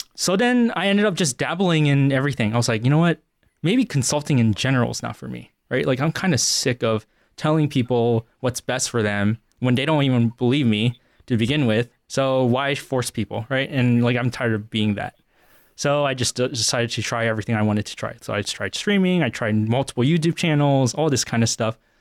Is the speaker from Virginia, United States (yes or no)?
yes; Northern Virginia, United States; moved away as an adult; also born or lived in Central Pennsylvania; now in Pennsylvania, United States; I grew up in Northern Virginia my entire life